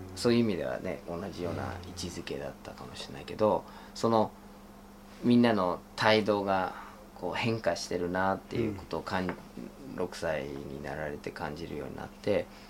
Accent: Michigan, United States; Japanese is a second language; moved away as an adult; now in Japan; ミシガンっていうところに生まれ育って

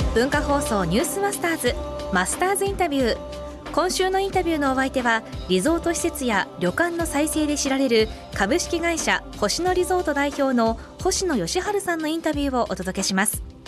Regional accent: Nagano, Japan; 大阪長野県出身で、はいまだに長野県に自宅があって

